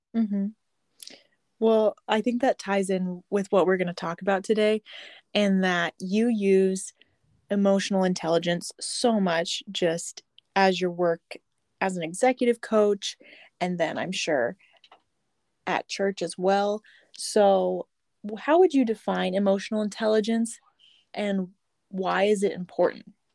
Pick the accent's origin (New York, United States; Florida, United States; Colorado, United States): Florida, United States; Fort Myers; I'm actually from Fort Myers, Florida.